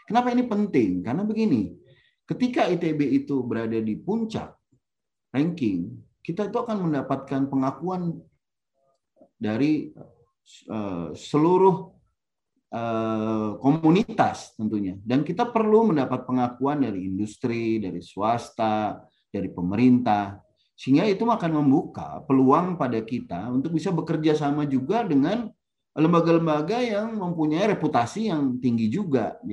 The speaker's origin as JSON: {"language": "Indonesian", "town": "Bandung", "region": "West Java", "country": "Indonesia", "tie": "born or raised there", "said": "Jadi saya ini sebenarnya saya lahir dan besar di Bandung, kuliah di Bandung."}